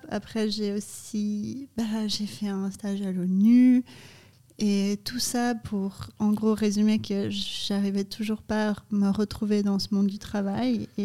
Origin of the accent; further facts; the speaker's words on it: Canada; also born or lived in Brazil; Je suis originaire du Canada et du Brésil.